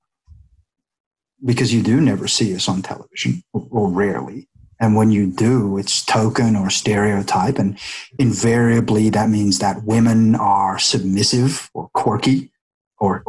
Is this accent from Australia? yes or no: yes; Australia; now in Vancouver, Canada; I was from Australia